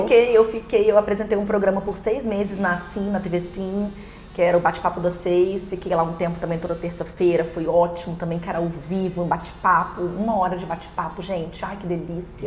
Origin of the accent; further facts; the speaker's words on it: Guarapari, Espírito Santo, Brazil; moved away as an adult; also born or lived in Maceió / Vila Velha / Rio de Janeiro / Mato Grosso; now in Linhares, Brazil; Nasci em Maceió, mas minha família é de Guarapari, sou criada em Guarapari